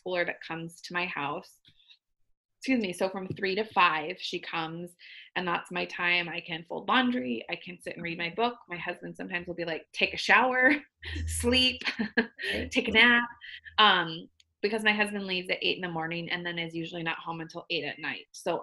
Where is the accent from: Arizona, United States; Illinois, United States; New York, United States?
Arizona, United States; now in Minnesota, United States; I was born and raised, well, not born, but I was raised in Arizona. So that's coming from an Arizona girl.